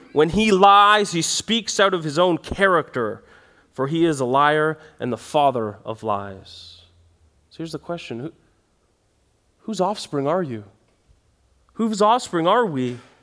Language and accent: English; Canada